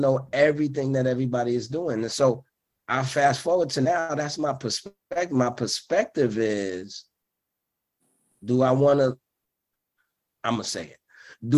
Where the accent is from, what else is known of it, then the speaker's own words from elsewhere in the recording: New York City, New York, United States; I was from Brooklyn